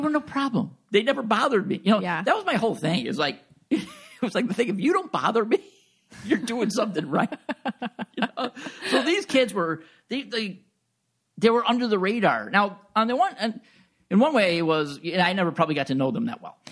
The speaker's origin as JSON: {"language": "English", "area": "Long Island", "region": "New York", "country": "United States", "also_born_or_lived": "Buffalo, New York / Orchard Park, New York", "moved": "as an adult", "said": "I'm originally from Long Island, suburb of New York City"}